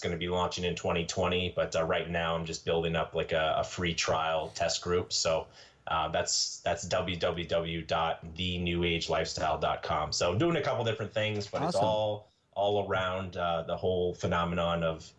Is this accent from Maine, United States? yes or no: yes; Maine, United States; also born or lived in Minnesota; So for example, I grew up in Maine and Minnesota in cold countries, or not countries, states, but I call it, you know, cold country.